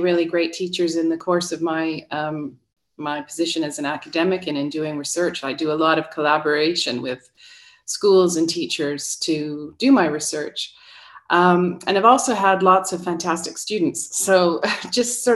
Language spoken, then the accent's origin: English; Ottawa, Ontario, Canada; first language English; I'm originally from Ottawa in Canada.